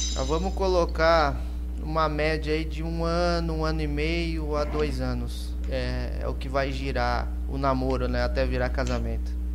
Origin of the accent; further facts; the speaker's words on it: Brazil; also born or lived in Christchurch, New Zealand; eu sou brasileiro mesmo